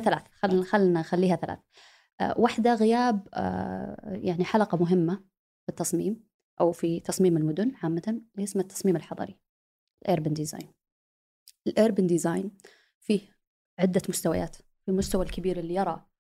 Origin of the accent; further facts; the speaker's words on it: Saudi Arabia; moved away as an adult; لاني جيت من السعوديه